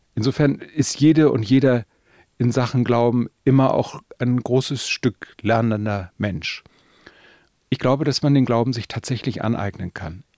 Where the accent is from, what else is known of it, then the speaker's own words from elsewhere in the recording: the North, Northern Germany, Germany; bei uns im Norden natürlich äh, evangelisch getauft